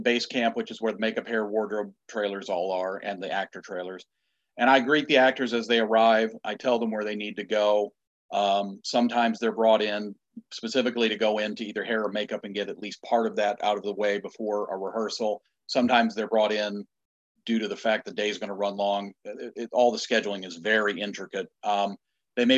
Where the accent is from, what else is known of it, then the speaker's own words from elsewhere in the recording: Illinois, United States; now in Wilmington, United States; I'm from the Midwest. I'm from Illinois